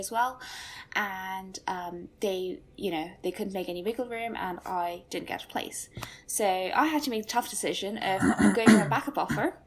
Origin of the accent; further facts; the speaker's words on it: Cork, Munster, Ireland; moved away as an adult; now in England; I'm from Ireland, so Republic of Ireland's in Cork